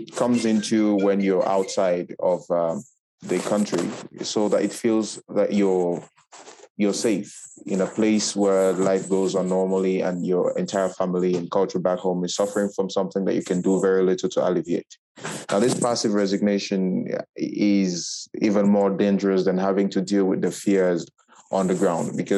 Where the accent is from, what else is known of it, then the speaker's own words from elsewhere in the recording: Cameroon; moved away as an adult; now in Morocco; I am from Cameroon.